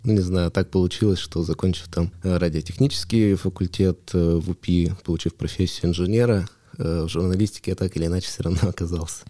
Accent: Yekaterinburg, Sverdlovsk Oblast, Russia; Я родился в Екатеринбурге, ну, тогда я еще в Свердловске, вырос в Свердловске.

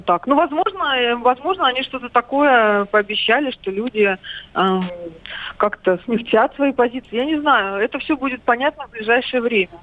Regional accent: Belarus; moved away; сама родом из Беларуси, много там времени провела и в детстве, и сейчас много бывает.

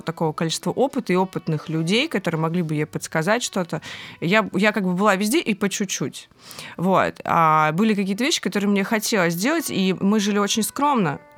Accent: Saint Petersburg, Russia; …, 30 лет. Родилась и выросла в Санкт-Петербурге.

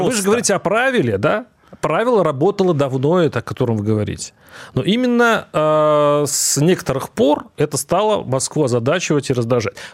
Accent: North Kazakhstan Region, Kazakhstan; born there; я, кстати, родился в Северном

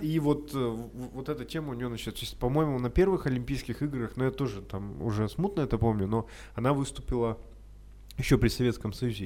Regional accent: Urals, Russia; мы с Урала, там холодно

